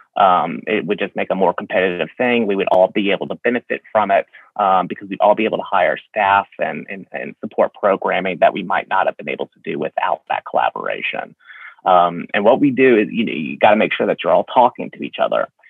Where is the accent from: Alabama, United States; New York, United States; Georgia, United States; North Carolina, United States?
Alabama, United States; I was born and raised here in Alabama